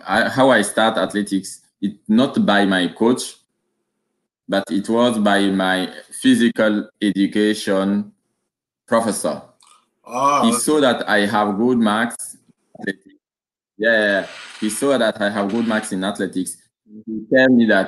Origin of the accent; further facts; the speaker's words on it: Burkina Faso; English is a second language; moved away as an adult; now in France; I born in at Kougou, Burkina Faso. I make like 22 years in Burkina Faso before coming at France